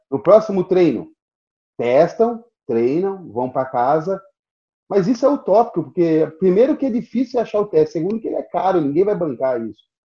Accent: Brazil; eu sou brasileiro, nunca fui europeu

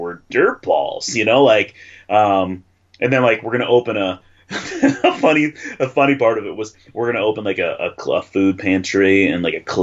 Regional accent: Davison, Michigan, United States; also born or lived in Flint, Michigan; I grew up in the suburbs. I grew up in Davison

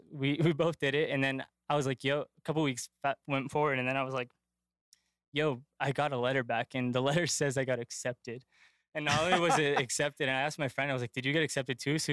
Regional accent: Worcester, Massachusetts, United States; I'm from Worcester, Massachusetts. I grew up here in three different neighborhoods, kind of started in Maine South.

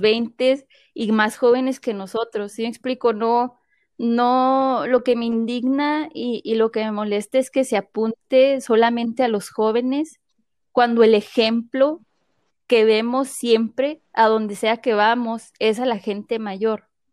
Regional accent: Mexico; now in United States; Voy a hablar como mexicana

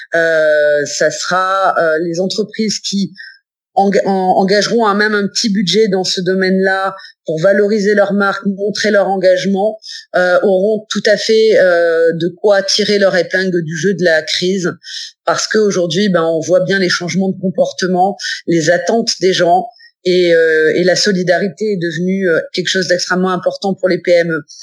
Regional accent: Nice, Provence-Alpes-Côte d'Azur, France; je suis originaire de Nice

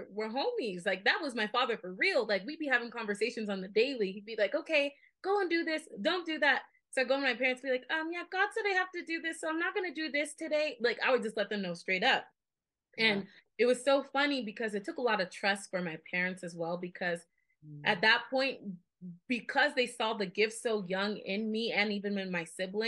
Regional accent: Las Vegas, Nevada, United States; I'm from born and raised in Las Vegas, Nevada

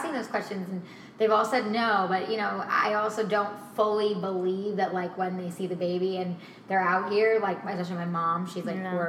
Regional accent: East Coast, United States; We're both from the East Coast. We moved out here almost 8 years ago now

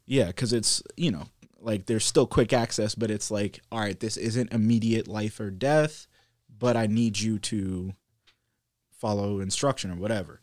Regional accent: Maryland, United States; moved away; also born or lived in Virginia; we were raised in Maryland and kinda, like, moved slowly south towards Virginia.

